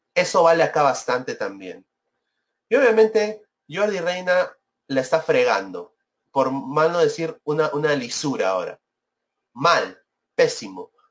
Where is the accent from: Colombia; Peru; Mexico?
Peru; now in United States; soy peruano, quiero mi país